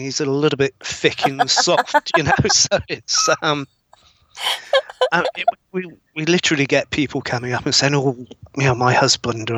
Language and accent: English; Bristol, South West England, United Kingdom; now in Scotland, United Kingdom; I'm originally from Bristol